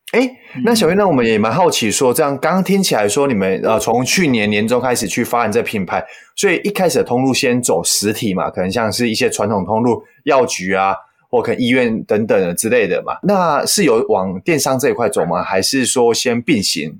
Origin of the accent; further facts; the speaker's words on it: Taiwan; 我们台湾人